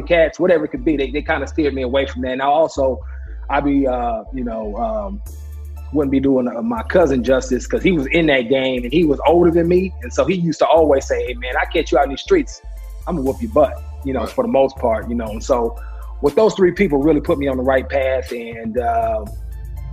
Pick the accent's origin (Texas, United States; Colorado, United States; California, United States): California, United States; Oakland; now in Paradise Valley, United States; growing up in Oakland